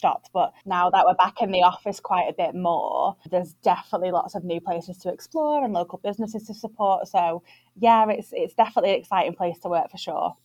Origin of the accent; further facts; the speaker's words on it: Manchester, North West England, United Kingdom; also born or lived in London / Leeds / New York; I'm from Manchester and I just absolutely am the biggest advocate of the North. So moved back up North.